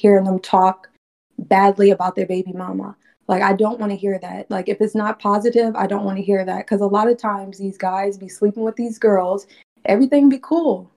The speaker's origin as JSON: {"language": "English", "region": "Virginia", "country": "United States", "said": "I'm from Virginia."}